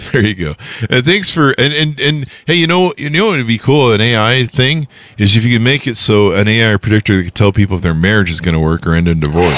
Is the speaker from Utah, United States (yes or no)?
yes; Utah, United States; moved away as an adult; also born or lived in Las Vegas, Nevada; I'm from Utah.